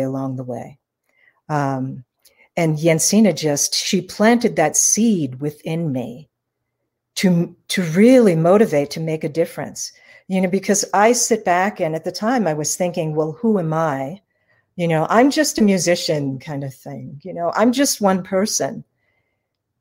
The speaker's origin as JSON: {"language": "English", "town": "New York City", "region": "New York", "country": "United States", "tie": "born or raised there", "said": "I was born and raised in New York City"}